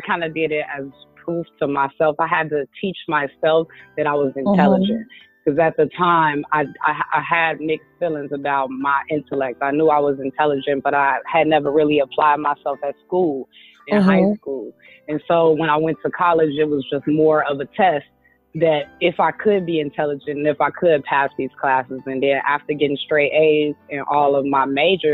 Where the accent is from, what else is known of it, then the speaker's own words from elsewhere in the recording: Chicago, Illinois, United States; moved away as an adult; now in California, United States; I'm originally from Chicago, and that's where I was born and raised.